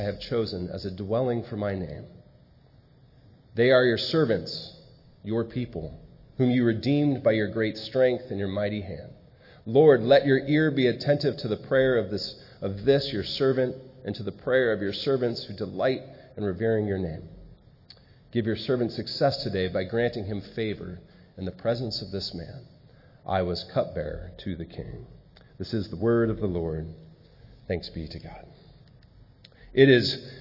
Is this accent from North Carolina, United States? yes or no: no; San Diego, California, United States; moved away as an adult; also born or lived in Malawi; I was born and raised in San Diego and now live up here